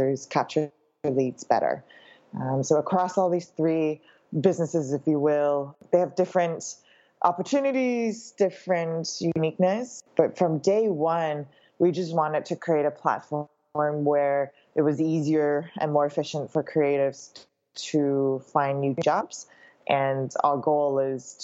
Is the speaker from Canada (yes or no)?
yes; Canada; also born or lived in Shanghai; now in Hong Kong; I was born in Hong Kong, grew up in Canada, spent my career in Shanghai